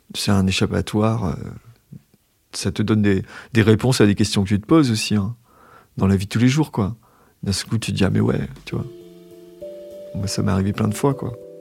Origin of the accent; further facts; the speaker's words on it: Brest, Brittany, France; J'ai grandi à Brest